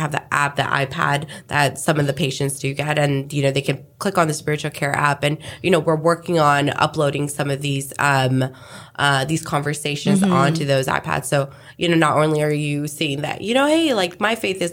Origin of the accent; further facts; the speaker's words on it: India; now in Houston, United States; I'm originally from India